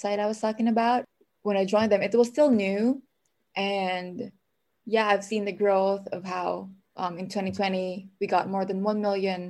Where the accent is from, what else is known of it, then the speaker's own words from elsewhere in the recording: Philippines; moved away as an adult; now in Minnesota, United States; I'm an immigrant, so I'm from the Philippines